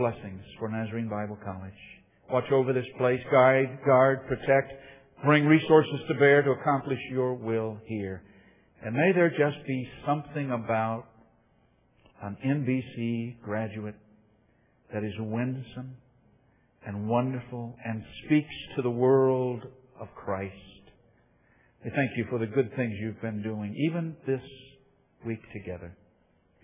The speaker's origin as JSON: {"language": "English", "region": "Ohio", "country": "United States", "tie": "born or raised there", "said": "I was born in Ohio."}